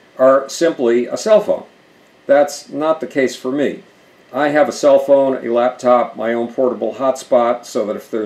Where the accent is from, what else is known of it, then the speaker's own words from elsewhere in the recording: Buffalo, New York, United States; moved away as an adult; also born or lived in New Brunswick, New Jersey; Buffalo, New York, my hometown